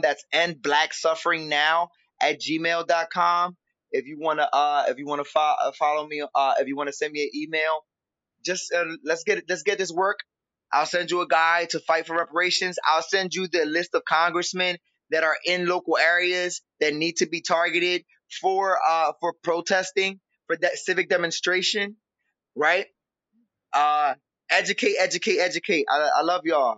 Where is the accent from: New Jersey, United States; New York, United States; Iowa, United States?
New Jersey, United States; Camden; I'm from Camden, New Jersey